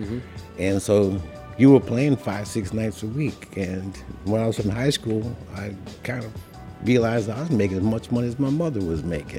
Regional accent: Ithaca, New York, United States; moved away as an adult; also born or lived in Bronx, New York / Buffalo, New York; now in Brooklyn, United States; I was born in the Bronx. Yeah. And my parents moved up to Ithaca, New York, sometime around 1950, maybe. Mm. And I grew up there, went to college and high school there.

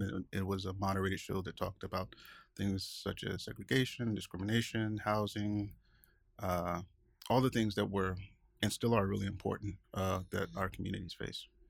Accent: Augusta, Georgia, United States; moved away as an adult; also born or lived in Atlanta, Georgia; now in Seattle, United States; I'm originally from Augusta, Georgia

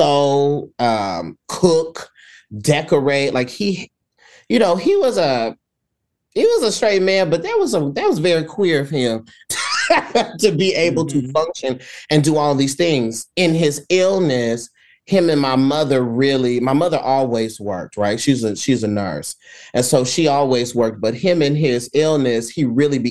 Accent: San Antonio, Texas, United States; accent: southern; I'm from San Antonio, Texas

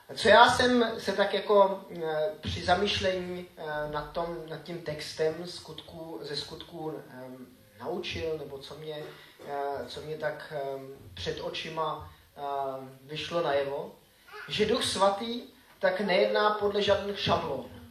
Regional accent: Grindelwald, Bern, Switzerland; also born or lived in Frýdlant / Frenštát; now in Czech Republic; Vyrůstal jsem ve Švýcarsku tady v tom baráku.

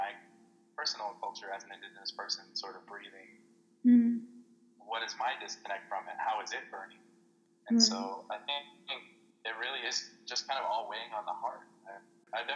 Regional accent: Casa Grande, Arizona, United States; growing up in Casa Grande

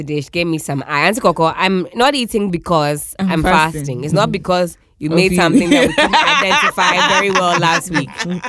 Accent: Akyem, Eastern Region, Ghana; I'm a chim from Eastern region.

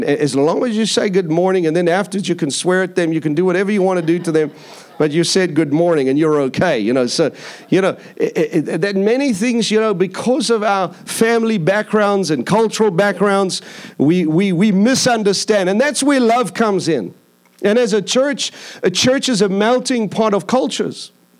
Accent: India; also born or lived in Philippines / Mauritius / Seychelles / Madagascar; I grew up in India. I grew up in the Philippine Islands. I lived in Mauritius. I lived in Seychelles. I lived in Madagascar.

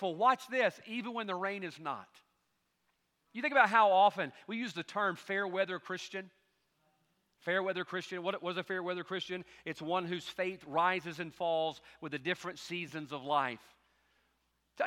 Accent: United States; as an American

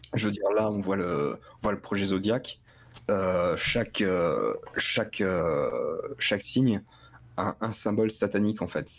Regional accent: Metz, Grand Est, France; now in near Clermont-Ferrand, France; je viens de Metz

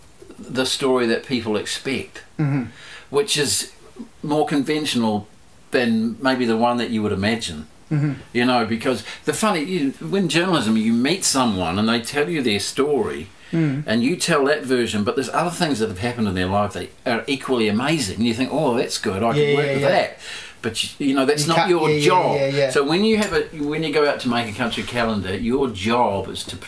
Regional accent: Dunedin, Otago, New Zealand; moved away; also born or lived in Ashburton / Christchurch; I grew up in Dunedin. I was born in Ashburton, grew up in Dunedin

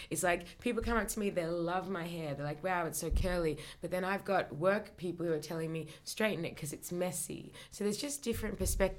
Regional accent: Australia; from my hometown, hey. Australia.

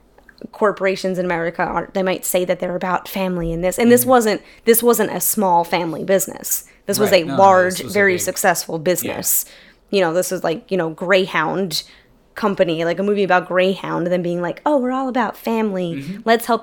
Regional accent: Queens, New York, United States; And like, sure, we're from Queens.

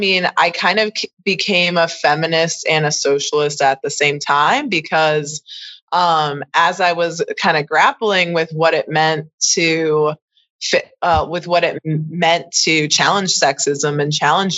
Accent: Chicago suburbs, Illinois, United States; when I was probably around 19 and 20, when I moved from the Chicago suburbs to Chicago to attend college

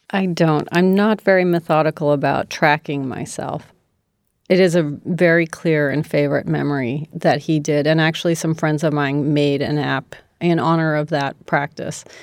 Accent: D.C., District of Columbia, United States; moved away; also born or lived in San Francisco; Outside of Washington, D.C., sort of reluctantly my parents relocated there from San Francisco temporarily.

